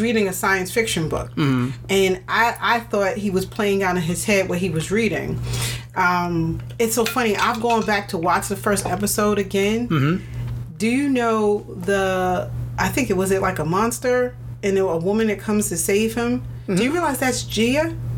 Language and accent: English; New York City, New York, United States; I grew up in Queens